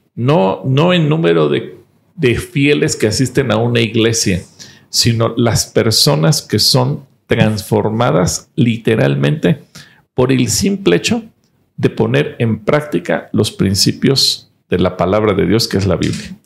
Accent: Mexico; como mexicanos

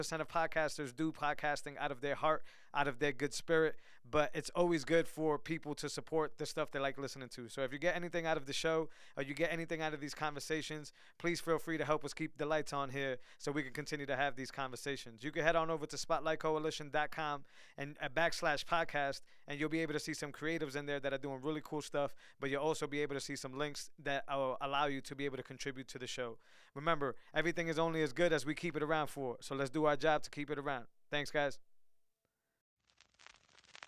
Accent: Worcester, Massachusetts, United States; I'm from the Valley

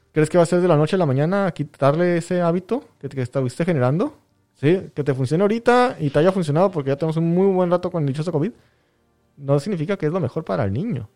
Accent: Mexico; lo que leemos como sociedad mexicana

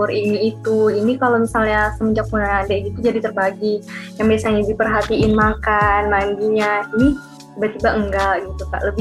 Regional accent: Samarinda, East Kalimantan, Indonesia; Ya, sebelumnya perkenalkan … Saya dari Samarinda, Kalimantan Timur. Saya angkatan 2021, Fakultas Psikologi Hang Tuah Surabaya.

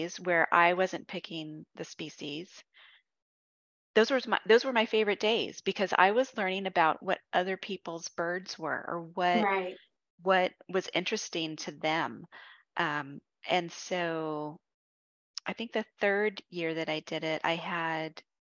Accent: California, United States; I'm from California

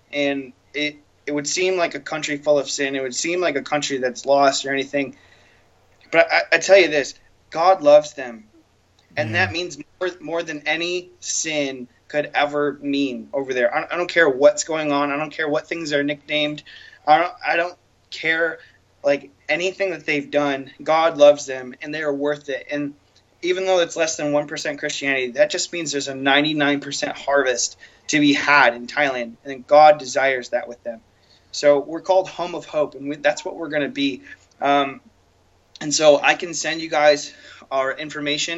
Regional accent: Lapeer, Michigan, United States; moved away; I'm a small town boy from Lapeer, which is a little town.

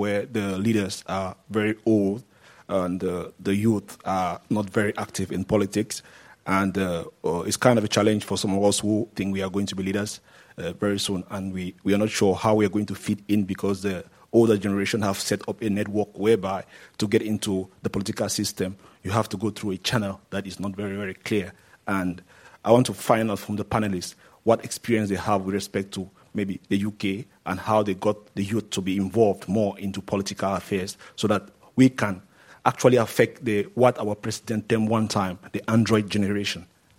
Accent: Cameroon; Okay, I'm … from Cameroon. I'm 32.

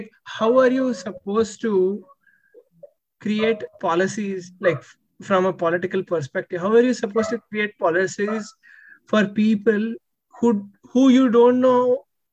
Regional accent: India; now in United States; when you're here as an Indian, it is like you carry that always

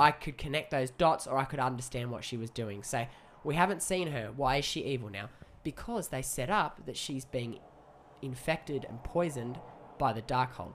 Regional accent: Australia; as an Aussie

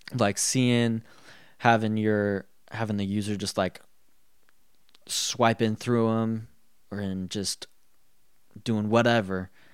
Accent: Colorado, United States; I was raised in Colorado

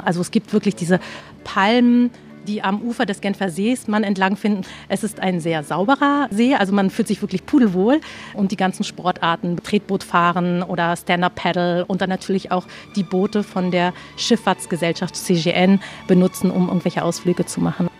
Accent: Berlin, Germany; moved away as an adult; now in Lausanne, Switzerland; komme ich ja auch aus Deutschland ursprünglich. Ich bin nämlich eine waschechte Berlinerin.

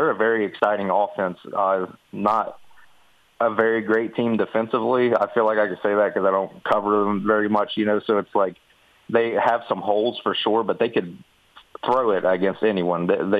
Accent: Mercer County, West Virginia, United States; Yeah, I'm from Mercer County

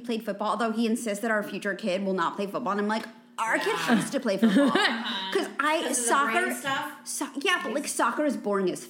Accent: East Coast, United States; But, like, I also will dress him very preppy because I'm from the East Coast.

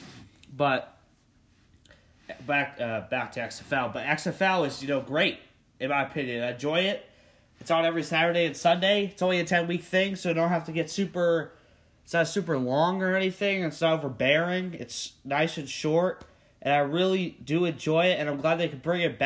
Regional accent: Pennsylvania, United States; my home state of Pennsylvania

